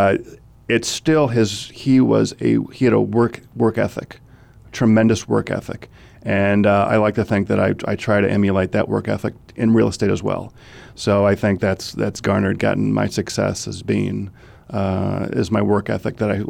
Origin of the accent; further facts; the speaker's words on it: St. Paul, Minnesota, United States; growing up in Minnesota, growing up in St. Paul, Minnesota, my biggest influence had to be my Uncle Tim.